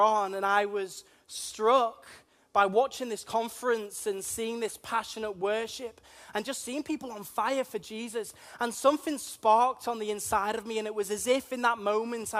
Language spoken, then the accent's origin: English; Liverpool, North West England, United Kingdom; accent: plastic Scouser; also born or lived in Wirral; I'm from Liverpool. You may be able to tell that from my strange accents. A lot of people call me a plastic Scouser, because I spent a good portion of my life actually on the Wirral as well